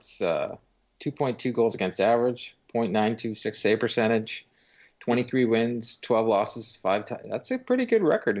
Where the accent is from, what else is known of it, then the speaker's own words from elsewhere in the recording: Canada; being a Canadian